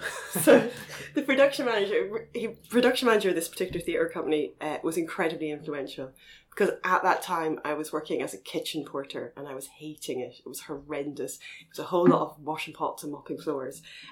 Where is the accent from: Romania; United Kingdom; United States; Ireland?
Ireland; Galway, Connacht; moved away; I'm originally from Galway in the west of Ireland